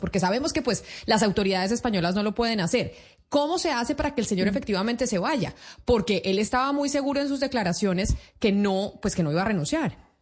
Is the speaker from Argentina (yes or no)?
no; Colombia; Nosotros aquí en Colombia